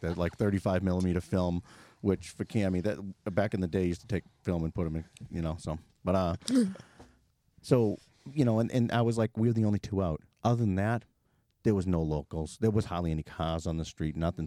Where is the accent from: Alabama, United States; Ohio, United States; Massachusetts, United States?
Massachusetts, United States; Boston; we're critical from Boston